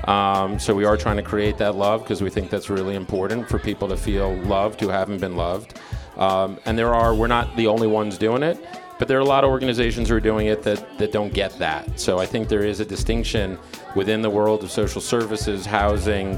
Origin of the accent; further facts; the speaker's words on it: New York City, New York, United States; So I'm from New York, grew up in Yorkville, native New Yorker